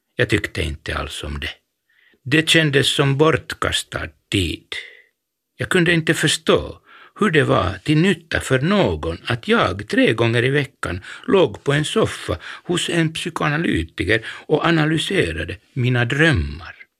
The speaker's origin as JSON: {"language": "Swedish", "town": "Helsinki", "region": "Uusimaa", "country": "Finland", "said": "jag var från Helsingfors"}